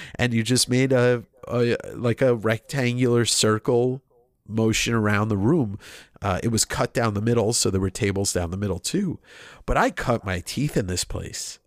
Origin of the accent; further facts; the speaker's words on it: Deer Park, New York, United States; where I grew up in a town called Deer Park on Long Island.